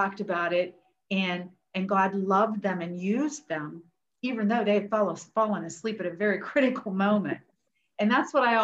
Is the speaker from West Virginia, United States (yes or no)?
yes; West Virginia, United States; we're from West Virginia, daughter of a steel worker, you know, and a homemaker